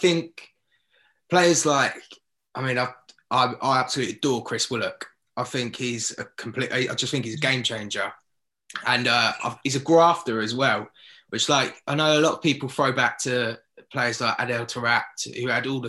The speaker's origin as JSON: {"language": "English", "town": "Southampton", "region": "South East England", "country": "United Kingdom", "tie": "born or raised there", "said": "I've spent 28 years growing up in Southampton supporting QPR"}